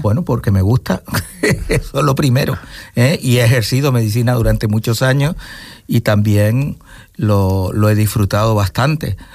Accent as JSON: {"language": "Spanish", "area": "Gran Canaria", "region": "Canary Islands", "country": "Spain", "tie": "born or raised there", "also_born_or_lived": "Venezuela", "moved": "as an adult", "lives_now": "Fuerteventura, Spain", "said": "yo cuando ya tuve tres años, pues volvimos, o ellos volvieron, y yo con ellos, pero todavía un baby y volví a Gran Canaria y claro, toda mi familia y todo mi, entorno siempre ha sido"}